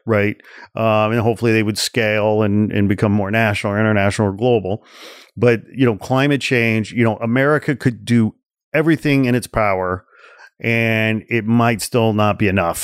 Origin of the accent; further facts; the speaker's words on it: forty miles outside of Chicago, Illinois, United States; I grew up forty miles outside of Chicago